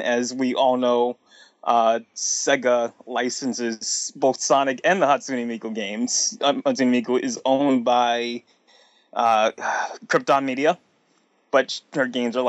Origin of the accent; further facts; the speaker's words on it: United States; I'm an American